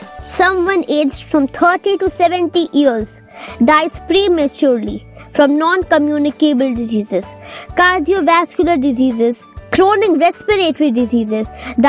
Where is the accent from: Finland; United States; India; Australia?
India; Being an Indian